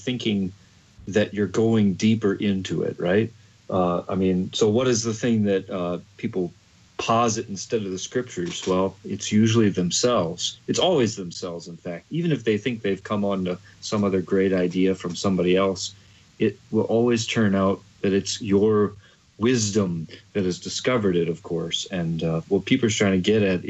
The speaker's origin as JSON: {"language": "English", "region": "Michigan", "country": "United States", "moved": "as an adult", "lives_now": "North Dakota, United States", "said": "I came from Michigan originally"}